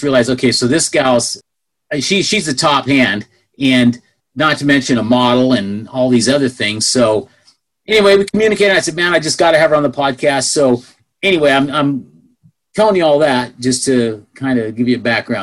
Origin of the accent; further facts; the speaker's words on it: Northern California, United States; also born or lived in Pleasanton, California; I was raised in Northern California